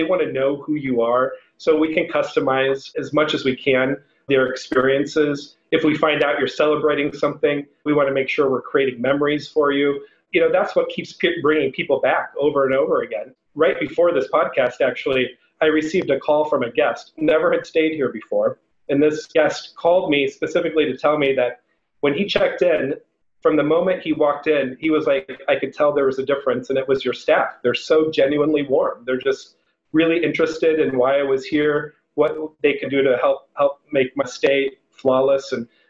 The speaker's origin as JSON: {"language": "English", "region": "Iowa", "country": "United States", "tie": "born or raised there", "moved": "yes", "lives_now": "Chicago, United States", "said": "I grew up in a town population 400 in Iowa"}